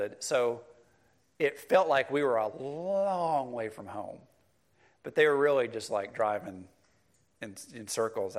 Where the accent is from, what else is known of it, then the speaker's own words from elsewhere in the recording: Cleveland, Mississippi, United States; I grew up in Cleveland, Mississippi, it's a rural community, the flat Mississippi Delta